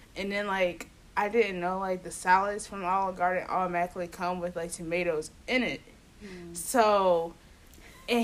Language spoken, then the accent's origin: English; Cincinnati, Ohio, United States; I'm from Cincinnati. Like, I've ate everywhere here